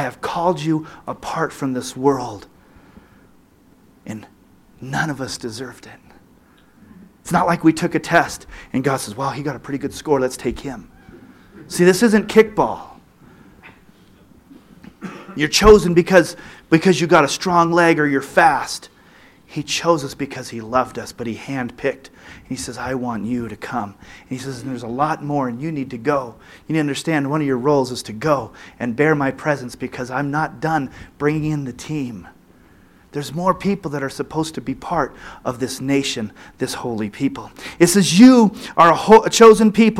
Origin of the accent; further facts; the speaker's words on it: United States; as an American